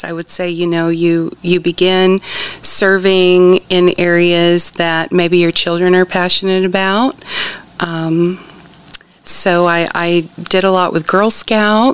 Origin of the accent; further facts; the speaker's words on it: Tennessee, United States; moved away as an adult; now in Manhattan, Kansas, United States; I was born and raised in Tennessee. I moved here in 2004 to MHK